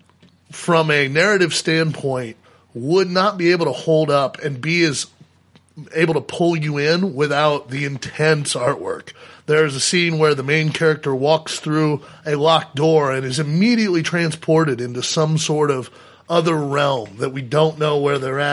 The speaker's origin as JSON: {"language": "English", "country": "United States", "said": "as an American"}